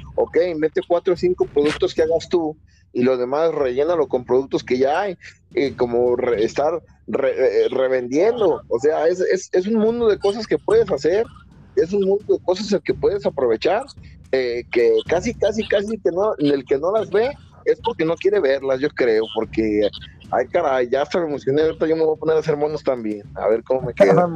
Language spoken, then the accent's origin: Spanish; Mexico; yo soy de México